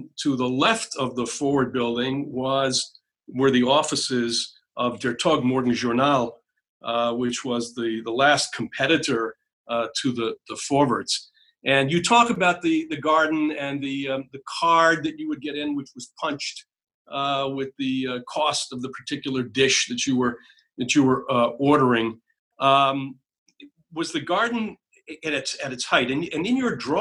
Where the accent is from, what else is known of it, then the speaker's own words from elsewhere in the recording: New Hampshire, United States; I was raised in New Hampshire